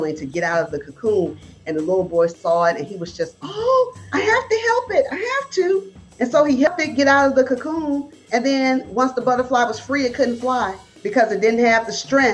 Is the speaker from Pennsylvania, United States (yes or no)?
no; Bessemer, Alabama, United States; moved away as an adult; also born or lived in Birmingham, Alabama; now in Georgia, United States; We're not originally from Georgia. I'm from Bessemer, Alabama